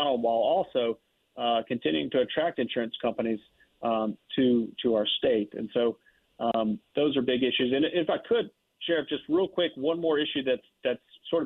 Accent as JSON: {"language": "English", "town": "Lake Charles", "region": "Louisiana", "country": "United States", "said": "I'm from the Lake Charles area"}